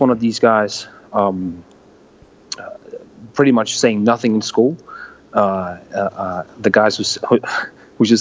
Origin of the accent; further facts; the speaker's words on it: Næstved, Zealand, Denmark; I was actually born here, and I was I'm still based here, and I still choose to live in my hometown, 1 hour away from the capital.